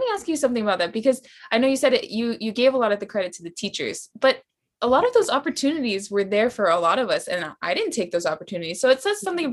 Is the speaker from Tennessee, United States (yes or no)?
no; Kailua, Hawaii, United States; I'm from Kailua